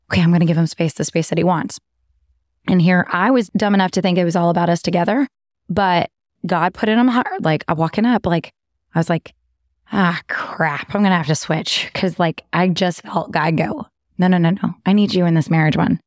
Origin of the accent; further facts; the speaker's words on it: Texas, United States; accent: southern; I'm from Texas.